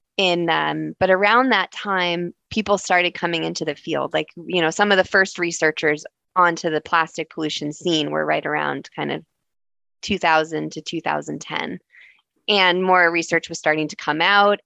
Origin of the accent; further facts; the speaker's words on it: Tucson, Arizona, United States; now in Toronto, Canada; I grew up in Tucson, Arizona, uh, in the desert.